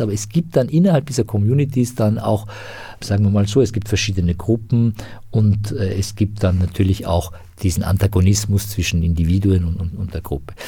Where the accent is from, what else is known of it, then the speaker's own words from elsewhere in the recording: Iran; moved away; ich bin sozusagen als Iraner, der halt irgendwie aus einem islamisch geprägten Land kommt